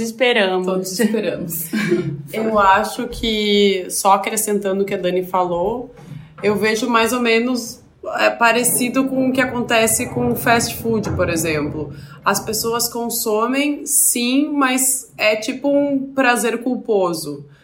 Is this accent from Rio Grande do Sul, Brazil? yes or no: yes; Porto Alegre, Rio Grande do Sul, Brazil; moved away as an adult; eu sou de Porto Alegre